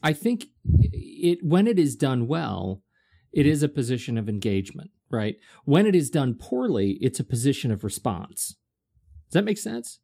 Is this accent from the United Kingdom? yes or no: yes; United Kingdom; moved away; I'm British.